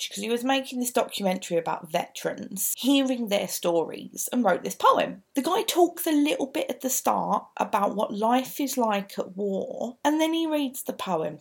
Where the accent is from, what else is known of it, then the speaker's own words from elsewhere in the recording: London, United Kingdom; accent: East End; I've got naturally quite an East End because my dad is a genuine Cockney